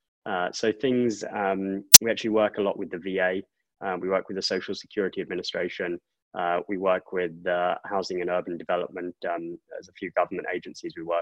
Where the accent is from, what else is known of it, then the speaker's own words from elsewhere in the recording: England, United Kingdom; moved away as an adult; also born or lived in Oxford; now in United States; I grew up in England. I don't hide that too well